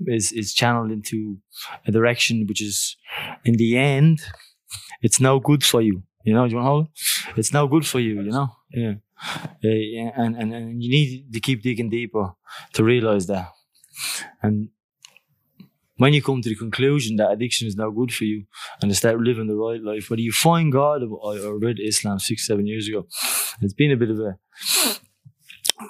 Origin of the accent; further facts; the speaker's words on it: Dublin, Leinster, Ireland; moved away as an adult; also born or lived in Australia; I grew up in Greenford, Clondalkin